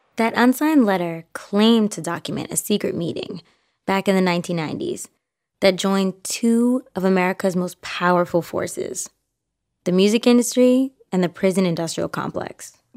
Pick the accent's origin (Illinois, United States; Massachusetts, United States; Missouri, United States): Massachusetts, United States; Boston; I'm originally from Boston